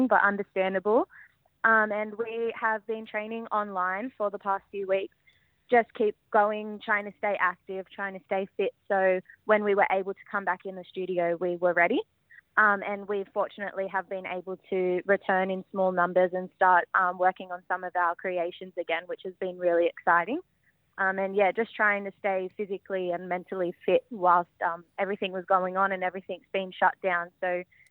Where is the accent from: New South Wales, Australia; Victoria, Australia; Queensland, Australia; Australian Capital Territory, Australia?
New South Wales, Australia; Sydney; I'm a proud Wiradjuri woman born and raised on Dari country in Western Sydney